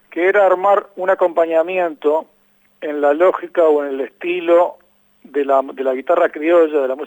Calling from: Uruguay; desde Uruguay.

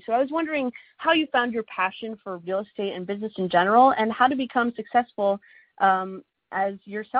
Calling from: New York, United States; I'm calling from New York, New York

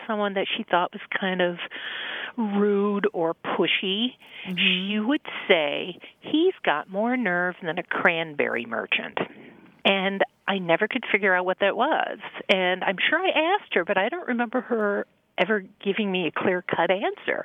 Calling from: Chicago, Illinois, United States; I'm calling from Chicago

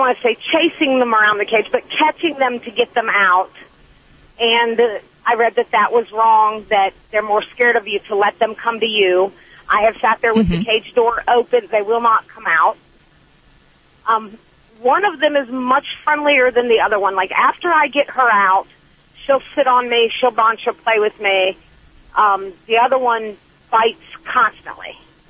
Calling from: Tennessee, United States; Actually in Tennessee right now, but I'm a truck driver, so I'm everywhere.

